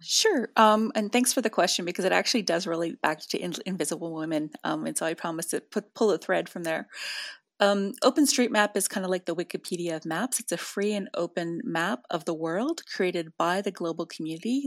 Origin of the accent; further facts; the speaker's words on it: Northern Canada, Canada; I'm from Northern Canada